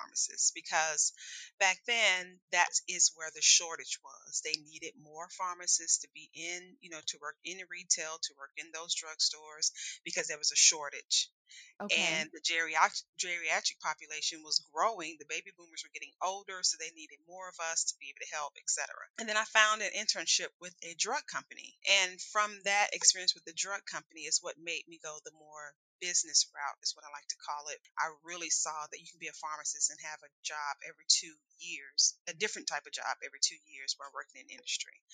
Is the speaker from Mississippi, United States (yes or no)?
no; Tennessee, United States; moved away as an adult; also born or lived in Alabama / New Orleans, Louisiana; now in Indianapolis, United States; went to school and pretty much from my childhood on in Tennessee